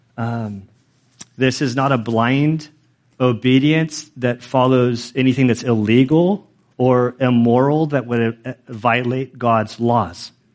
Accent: United States; as American citizens, as American citizens who are Christians

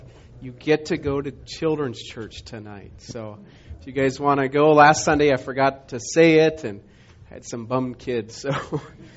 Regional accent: Montana, United States; moved away; I grew up in Montana

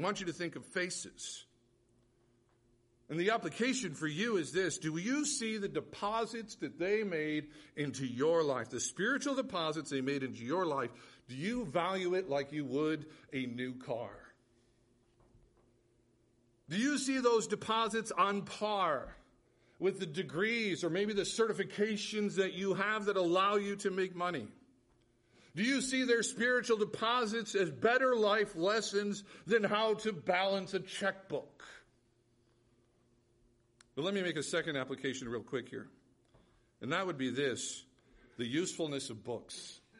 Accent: United States; As American Christians, we are rich with access to whom God has gifted with the lips of knowledge.

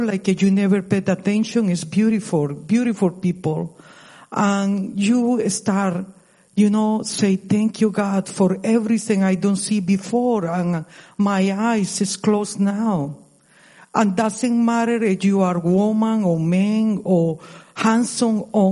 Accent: Costa Rica; English is a second language; now in United States; I moved to United States 26 ago. I'm from Costa Rica. I passed more time in this country, like in my country original

